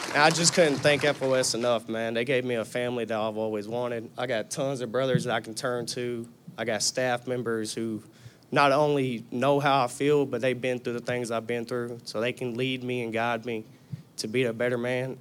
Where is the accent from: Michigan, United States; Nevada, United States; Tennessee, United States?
Tennessee, United States; I was born in Chevyville, Tennessee